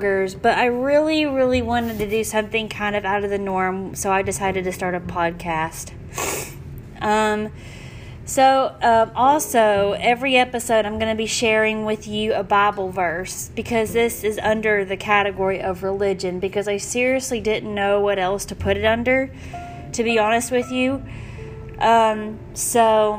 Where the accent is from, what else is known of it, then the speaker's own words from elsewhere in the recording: Memphis, Tennessee, United States; I grew up in Memphis.